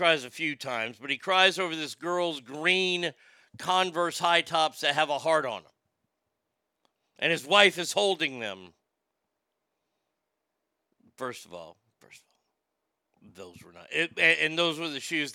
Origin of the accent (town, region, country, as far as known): Garland, Texas, United States; born or raised there